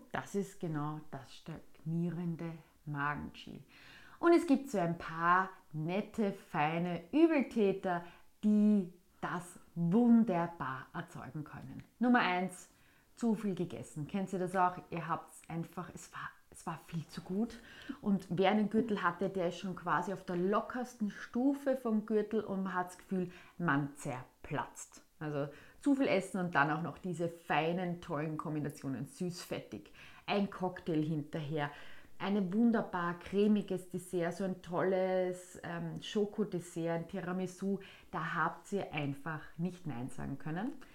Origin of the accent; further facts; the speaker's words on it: Austria; bei uns in Österreich